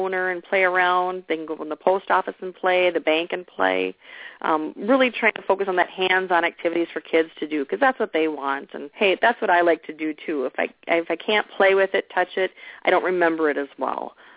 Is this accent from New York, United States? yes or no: no; Walnut Grove, Minnesota, United States; My hometown was on TV once a week